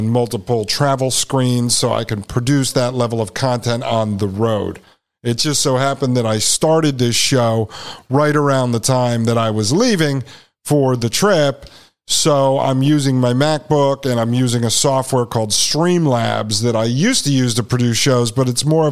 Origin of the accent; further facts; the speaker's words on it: New Haven, Connecticut, United States; I was born in 1981 in New Haven, Connecticut.